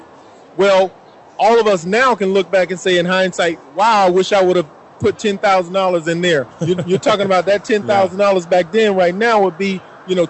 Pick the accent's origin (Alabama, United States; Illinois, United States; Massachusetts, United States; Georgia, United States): Georgia, United States; Fort Valley; moved away; I'm originally from Fort Valley, Georgia